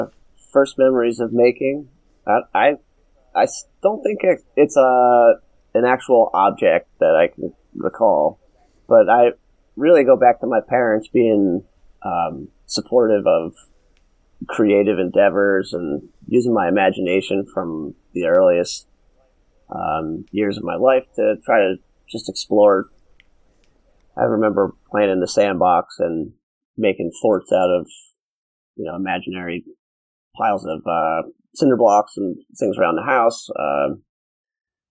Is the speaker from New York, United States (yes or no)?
no; Montville, New Jersey, United States; I grew up in northern New Jersey, about like half an hour outside of Manhattan, in a town called Montville.